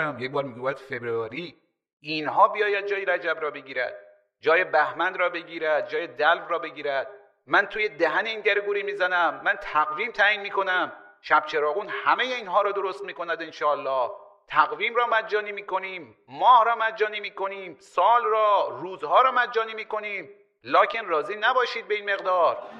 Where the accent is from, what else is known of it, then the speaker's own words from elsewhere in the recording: Iran; به عنوان یک ایرانی که از منطقه میام